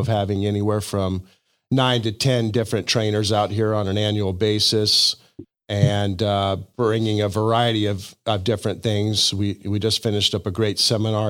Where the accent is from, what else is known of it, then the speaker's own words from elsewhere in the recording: Denver, Colorado, United States; moved away as an adult; also born or lived in Hot Springs, Arkansas; now in Siloam Springs, United States; I was born in Hot Springs, Arkansas. I lived in Arkansas until I was about six, and then uh, my father got a job uh, with Coors Brewing Company, and so that brought us out to Denver. And I mm. spent uh, uh my you know juvenile years and going through school in Denver, Colorado